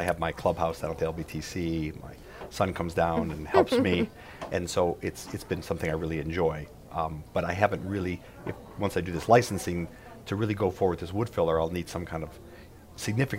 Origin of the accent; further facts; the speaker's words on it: Cleveland, Ohio, United States; now in Louisiana, United States; I grew up in outside of Cleveland, Ohio